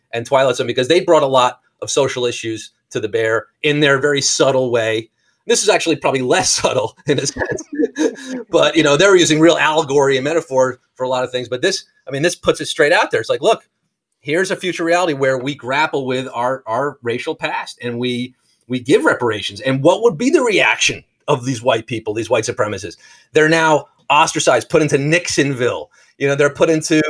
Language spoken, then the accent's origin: English; New York, United States; as an American, I grew up New York State